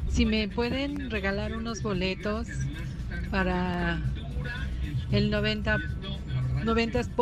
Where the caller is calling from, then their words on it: Mexico City, Mexico; de la Ciudad de México.